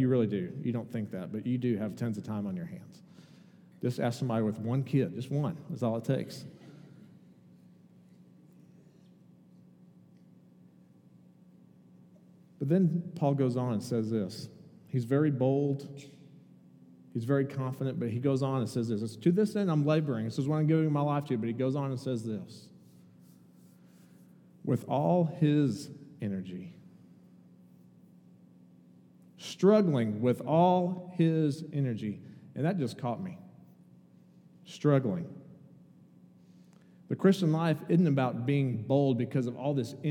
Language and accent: English; Indiana, United States; moved away as an adult; also born or lived in Kentucky; I grew up in Indiana and went to college in Kentucky